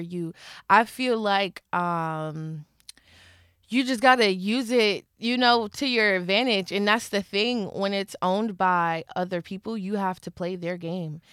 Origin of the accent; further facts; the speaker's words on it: Philadelphia, Pennsylvania, United States; I'm from Philly